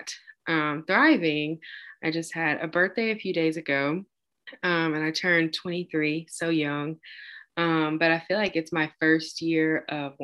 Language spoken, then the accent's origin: English; Tupelo, Mississippi, United States; moved away as an adult; also born or lived in Oxford, Mississippi; now in Birmingham, United States; I was born and raised in Tupelo, Mississippi